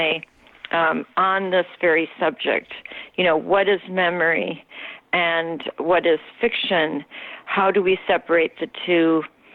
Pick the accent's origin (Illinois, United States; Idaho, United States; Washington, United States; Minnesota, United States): Minnesota, United States; moved away as an adult; also born or lived in Norway / New York City; I came from Minnesota, where I had grown up almost exclusively, with a few years in Norway because my mother is Norwegian